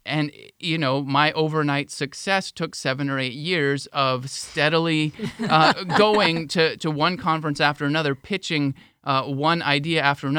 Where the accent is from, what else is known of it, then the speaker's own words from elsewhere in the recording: Florida, United States; I came from a small town. I came from Highlands County, small town in Highlands County.